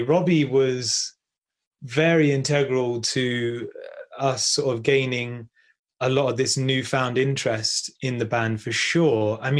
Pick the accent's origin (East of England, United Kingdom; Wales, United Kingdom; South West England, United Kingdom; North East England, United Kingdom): South West England, United Kingdom; Bristol; I'm actually from Bristol, about an hour's north from here.